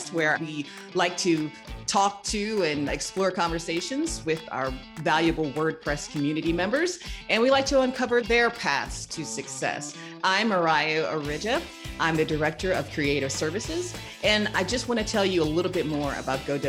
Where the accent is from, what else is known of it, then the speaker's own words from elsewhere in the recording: United States; As an American